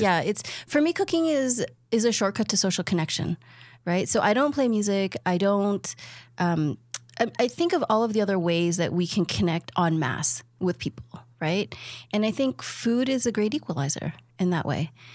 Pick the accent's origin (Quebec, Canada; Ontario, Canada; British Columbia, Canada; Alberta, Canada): Ontario, Canada; Toronto; I'm from Toronto.